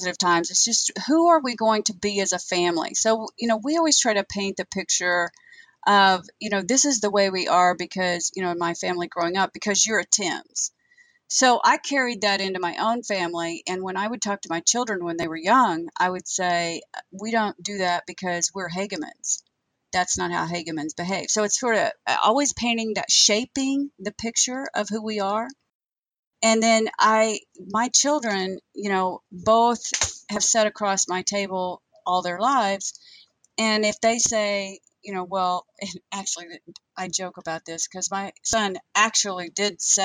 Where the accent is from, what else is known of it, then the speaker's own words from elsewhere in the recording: Western Oklahoma, United States; growing up in Western Oklahoma